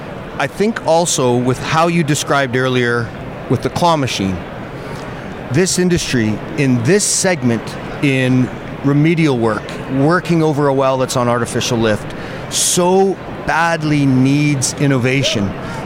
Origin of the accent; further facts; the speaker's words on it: Calgary, Alberta, Canada; I am originally from Canada.